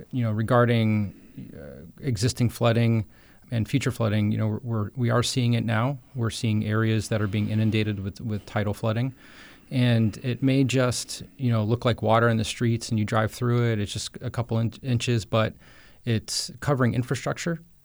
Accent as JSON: {"language": "English", "town": "Jensen Beach", "region": "Florida", "country": "United States", "tie": "born or raised there", "said": "I was born and raised on the East Coast of Florida in, in Jensen Beach, uh, just outside Stewart in Martin County"}